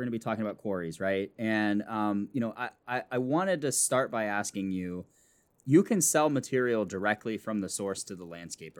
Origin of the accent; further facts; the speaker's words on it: Midwest, United States; I'm from the Midwest